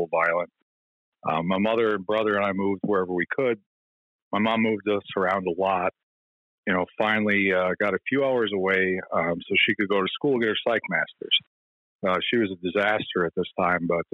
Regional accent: Midwest, United States; I was born in the Midwest

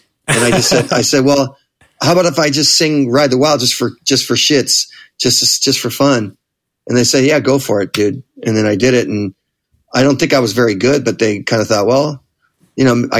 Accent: Manhattan Beach, California, United States; I grew up in Manhattan Beach, which is another just another suburb in that general area. The bigger area is called the South Bay of L.A.

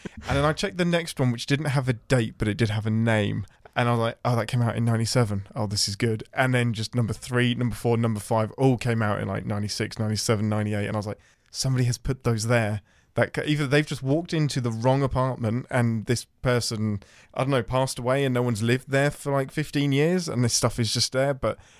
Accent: England, United Kingdom; now in Nashville, United States; I'm an Englishman in Nashville.

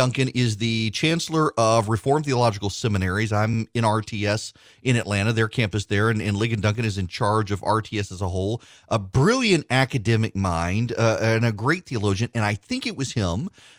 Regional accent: Dubai, United Arab Emirates; Yes, we grew up in Dubai. My parents were in Abu Dhabi.

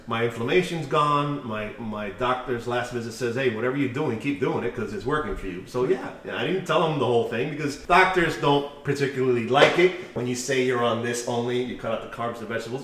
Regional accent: United States; We're American

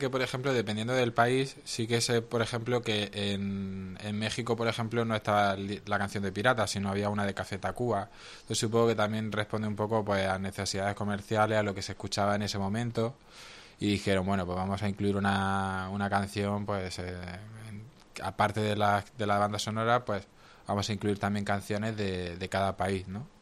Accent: Roquetas de Mar, Andalusia, Spain; mi pueblo, a Roquetas de Mar, allí en Almería

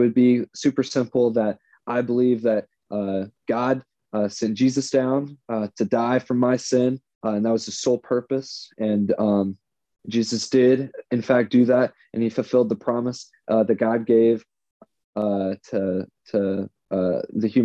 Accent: Kernersville, North Carolina, United States; moved away as an adult; also born or lived in Florence, Kentucky / Indiana / Knoxville, Tennessee / Canton, Ohio; now in Cleveland, United States; I spent most of my life in Kernersville, North Carolina

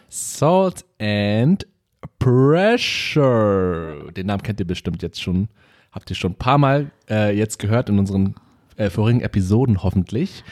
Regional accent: Germany; wie wir hier aufgewachsen sind in Deutschland als Kinder mit Migrationshintergrund

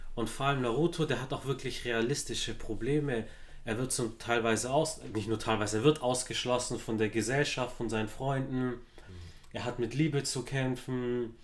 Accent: Stuttgart, Baden-Württemberg, Germany; Ich bin in Stuttgart-Zuffenhausen zu aufgewachsen

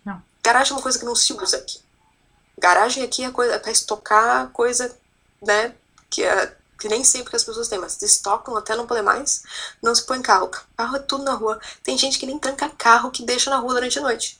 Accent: Brazil; moved away as an adult; also born or lived in Portugal; now in Queenstown, New Zealand; quando a gente vem do Brasil

